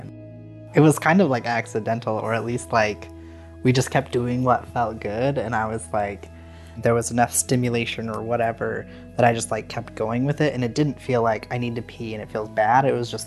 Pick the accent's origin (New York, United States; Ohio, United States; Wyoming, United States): Wyoming, United States; Casper; I grew up in Wyoming, in Casper, Wyoming.